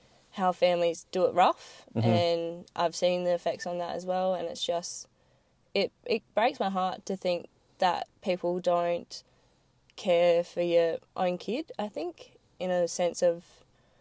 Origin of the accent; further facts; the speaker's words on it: Mount Gambier, South Australia, Australia; born and bred in Mount Gambier